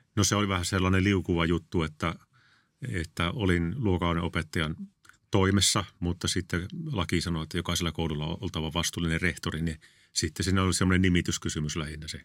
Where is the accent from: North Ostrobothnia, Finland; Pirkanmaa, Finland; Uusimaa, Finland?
North Ostrobothnia, Finland; Kalajoki; moved away as an adult; also born or lived in Tuusula / Kerava; mä olin kasvoin Kalajoilla